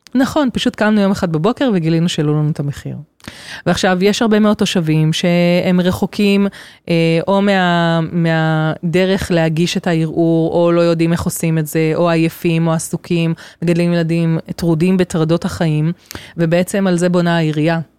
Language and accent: Hebrew; Kfar Yona, Central District, Israel; גדלתי כאן בכפר יונה